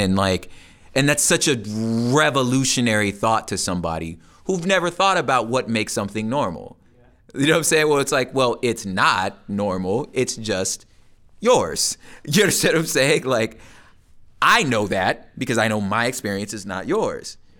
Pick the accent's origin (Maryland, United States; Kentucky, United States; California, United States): California, United States; Los Angeles; I'm from Los Angeles